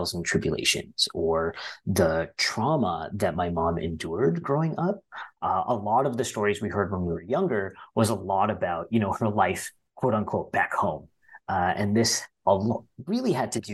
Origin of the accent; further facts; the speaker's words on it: Ottawa, Ontario, Canada; we all grew up in Ottawa.